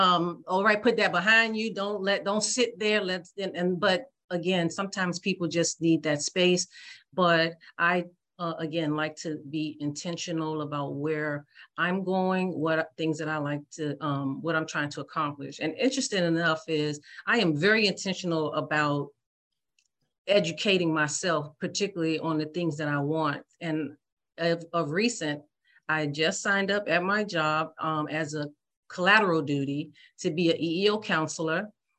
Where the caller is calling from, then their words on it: Washington, District of Columbia, United States; I am calling from the United States, in particular, the Washington, D.C. Area.